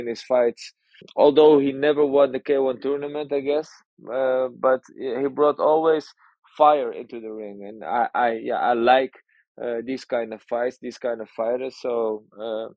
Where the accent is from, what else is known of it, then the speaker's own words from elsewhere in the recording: Amsterdam, North Holland, Netherlands; I was born in Amsterdam, here in the Netherlands